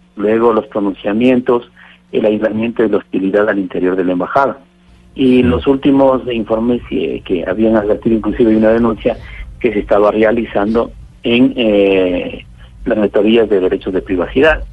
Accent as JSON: {"language": "Spanish", "country": "Ecuador", "said": "le digo como ecuatoriano, en mi territorio ecuatoriano"}